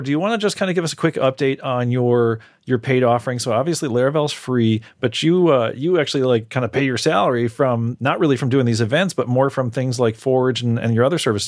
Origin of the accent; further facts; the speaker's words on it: Chicago, Illinois, United States; I'm from the Chicago area